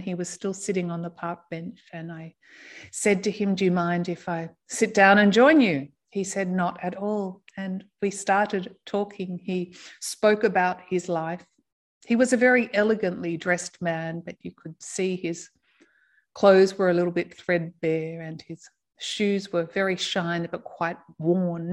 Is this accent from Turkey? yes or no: no; Australia; moved away; I'm from Australia.